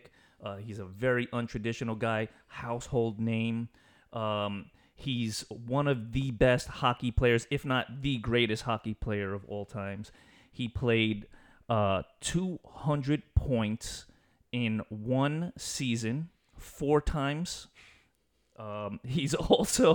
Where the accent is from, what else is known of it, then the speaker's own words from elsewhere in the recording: New York, United States; growing up in New York, you had to like the Rangers, the Yankees, the Knicks